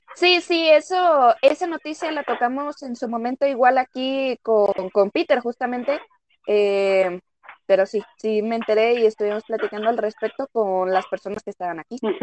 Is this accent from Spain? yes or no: no; Jalisco, Mexico; somos de México, somos de Jalisco